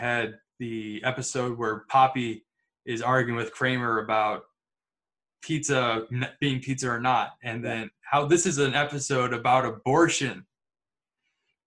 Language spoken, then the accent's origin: English; Midwest, United States; I'm from the Midwest